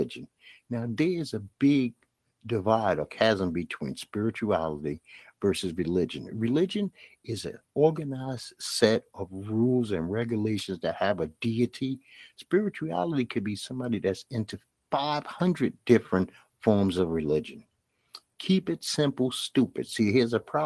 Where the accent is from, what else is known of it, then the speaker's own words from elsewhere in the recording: New York City, New York, United States; accent: Brooklyn accent; I'm from Bed-Stuy, Brooklyn